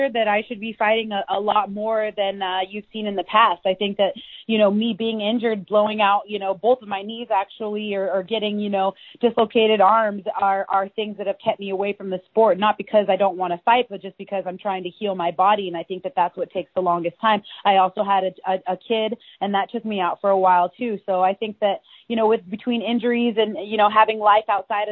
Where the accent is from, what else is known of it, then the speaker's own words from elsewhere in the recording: Washington, United States; we're both from Washington State